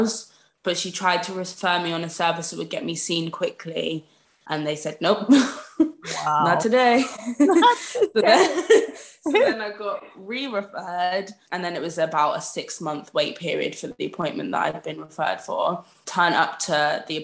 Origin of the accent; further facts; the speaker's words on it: Peterborough, East of England, United Kingdom; moved away as an adult; I was back in Peterborough, which is my hometown, for the summer